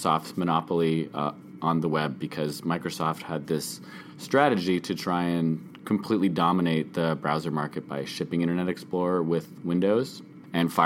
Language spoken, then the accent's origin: English; Canada; I'm a Canadian documentary filmmaker